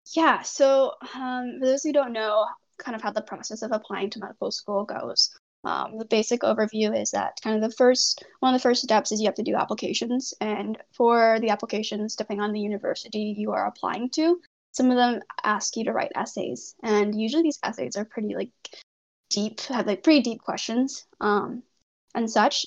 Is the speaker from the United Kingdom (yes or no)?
no; Canada; also born or lived in Hunan, China; I was adopted to Canada. I've lived in Canada for the rest of my life since then